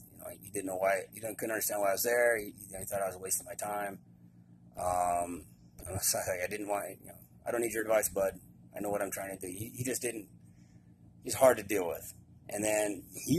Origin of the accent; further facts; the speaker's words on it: United States; being an American